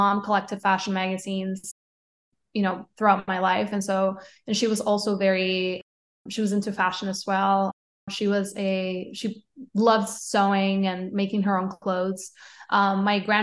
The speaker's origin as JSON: {"language": "English", "town": "Caguas", "country": "Puerto Rico", "tie": "born or raised there", "also_born_or_lived": "San Juan, Puerto Rico", "moved": "as an adult", "lives_now": "New York, United States", "said": "I grew up between a town called Caguas, which is 20 minutes south of San Juan. And then I moved to San Juan when I was 13. So I lived in Puerto Rico until I was 22 when I moved to New York."}